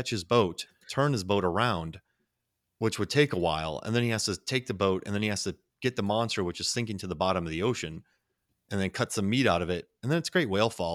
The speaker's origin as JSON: {"language": "English", "region": "Florida", "country": "United States", "said": "I'm from Florida"}